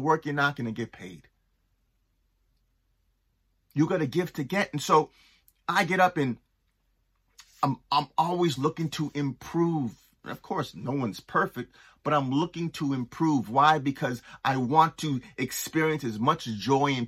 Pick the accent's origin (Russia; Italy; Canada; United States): Canada; Toronto, Ontario; moved away; also born or lived in East Coast of Canada; I grew up in Toronto and I moved to the East Coast of Canada